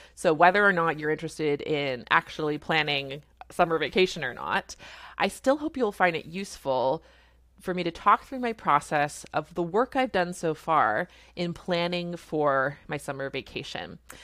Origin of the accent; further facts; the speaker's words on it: Canada; I'm a Canadian family physician